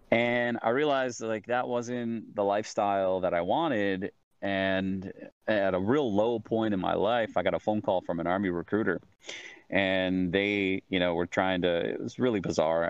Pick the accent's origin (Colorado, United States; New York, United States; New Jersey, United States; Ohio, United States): New York, United States; Central; moved away as an adult; also born or lived in Southern California; I was born in Southern California. Uh, I lived there for about three years with my parents, and then they split, moved to Central New York for you know uh, all through elementary, middle, high school.